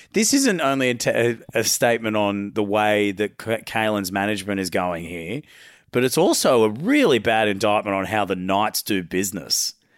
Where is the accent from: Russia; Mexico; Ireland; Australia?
Australia; Queensland; As a Queenslander